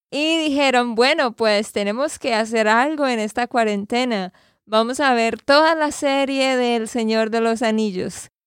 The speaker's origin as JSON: {"language": "Spanish", "region": "Santander", "country": "Colombia", "said": "de Santander, Colombia."}